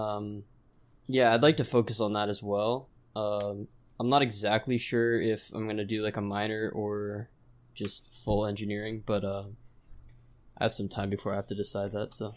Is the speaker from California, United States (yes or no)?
yes; California, United States; I'm from California